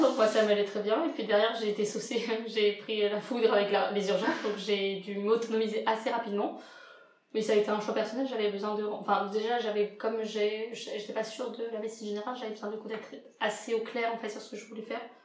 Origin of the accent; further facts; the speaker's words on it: Réunion, France; now in Lyon, France; rentrer à la Réunion je suis réunionnaise